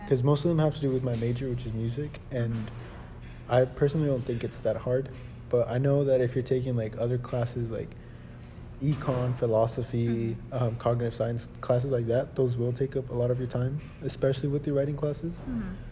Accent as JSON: {"language": "English", "town": "Palm Springs", "region": "California", "country": "United States", "said": "I'm originally from Palm Springs"}